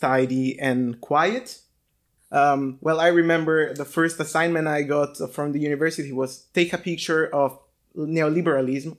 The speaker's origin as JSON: {"language": "English", "region": "Tuscany", "country": "Italy", "moved": "as an adult", "said": "I come from Italy, uh, from a, a countryside of a small town. in Tuscany"}